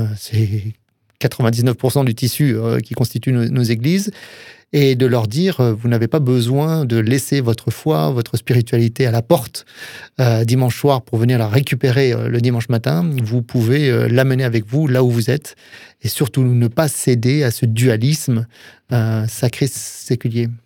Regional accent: Alsace, Grand Est, France; moved away; also born or lived in Touraine; en tant qu'Alsacien

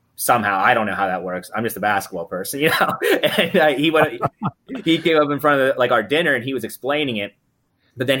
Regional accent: Central Pennsylvania, United States; We're from Central Pennsylvania.

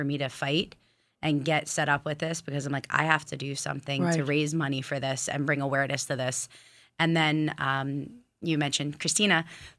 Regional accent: West Islip, New York, United States; I'm from West Islip

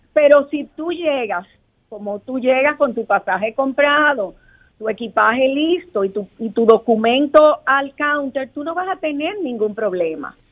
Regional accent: Dominican Republic

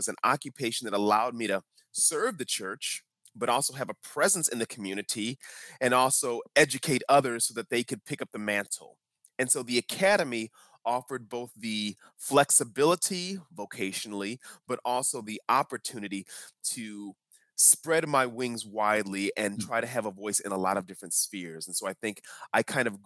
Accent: Chicago, Illinois, United States; moved away as an adult; also born or lived in South Carolina; I grew up in the Chicagoland area

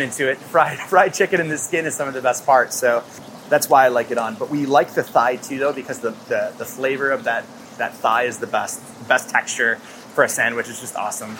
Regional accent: Midwest, United States; growing up in the Midwest

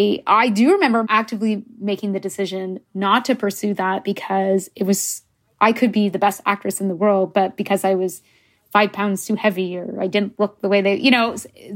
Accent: England, United Kingdom; Yeah, I'm English. I mean, I'm bilingual in French, but I don't think or write in French.

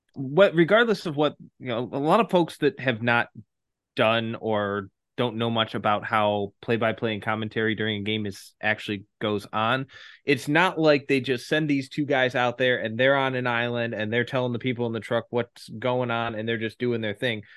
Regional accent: Detroit, Michigan, United States; coming to you live from my hometown, the Motor City, Detroit, Michigan

